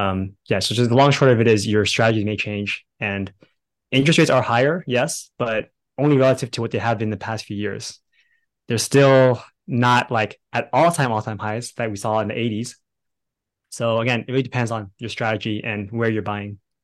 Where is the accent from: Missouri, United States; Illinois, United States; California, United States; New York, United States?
California, United States; Bay Area; now in Dallas, United States; right now we live in Dallas, Texas, but originally we were from the Bay Area in California